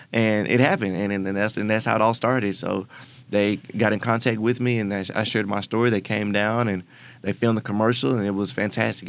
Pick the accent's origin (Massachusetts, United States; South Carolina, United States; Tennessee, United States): Tennessee, United States; Memphis; I'm born and raised in Memphis, Tennessee